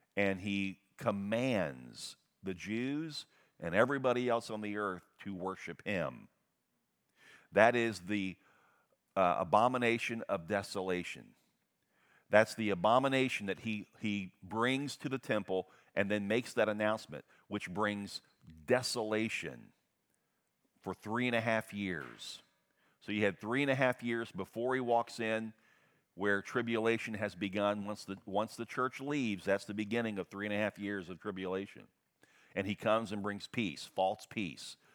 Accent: United States; I am an American through and through

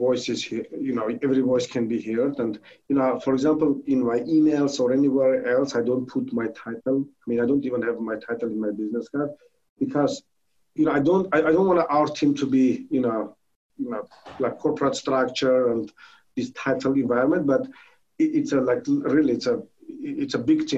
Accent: Armenia; English is a second language; now in United States; I'm originally from Armenia.

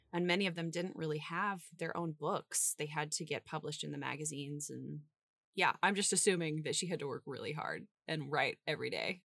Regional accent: St. Joseph, Missouri, United States; the Glore Psychiatric Museum in my hometown

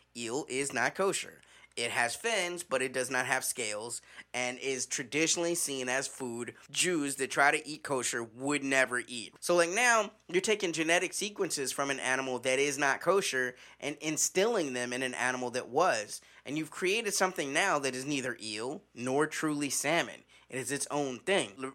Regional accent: Midwest, United States; when I was growing up in the Midwest

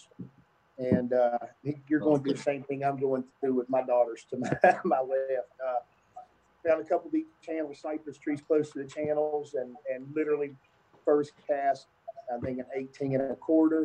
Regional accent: New River, West Virginia, United States; I grew up on the New River, fishing the New and Dolly and Greenbrier and Elk and whatnot.

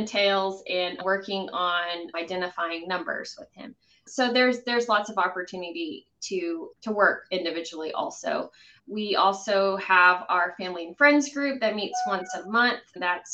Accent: Midland, Texas, United States; also born or lived in Lubbock, Texas; I happened to move back to my hometown of Midland

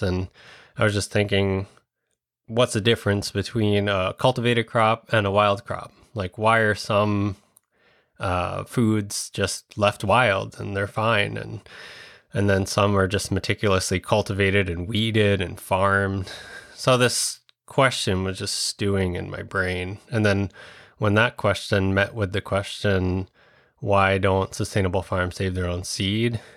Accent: Long Island, New York, United States; moved away as an adult; also born or lived in Westchester / Vermont; now in Minnesota, United States; I'm from Long Island

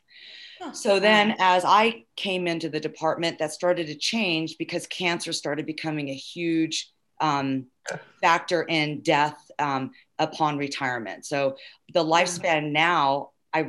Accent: Southern California, United States; I grew up in SoCal

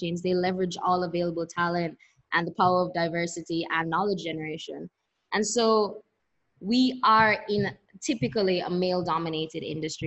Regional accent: Kingston, Jamaica; I grew up in Jamaica, in Kingston

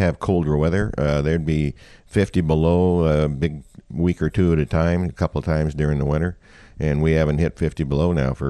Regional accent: Oregon, United States; now in Fairbanks, United States; No, I'm actually from Oregon. I was in the Army from 1965 to 1967 at Fort Wainwright, and I got out of the Army in 1967 and liked it in Fairbanks, and it was a small town.

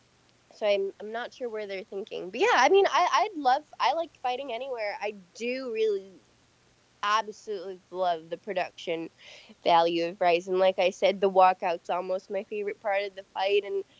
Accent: San Francisco, California, United States; also born or lived in Michigan; I'm from San Francisco

